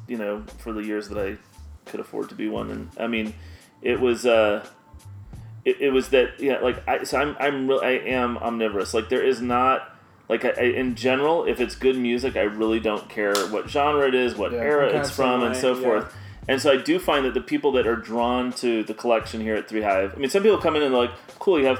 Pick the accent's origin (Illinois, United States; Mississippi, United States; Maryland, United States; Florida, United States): Illinois, United States; Chicago; I grew up in Chicago.